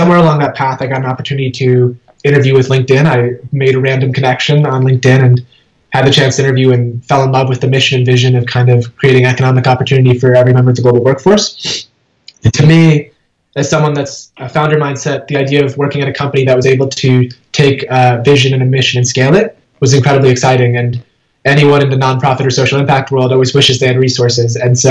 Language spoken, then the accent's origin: English; Schenectady, New York, United States; I was born in Schenectady, New York. My parents had just immigrated from India, and so I grew up in upstate New York.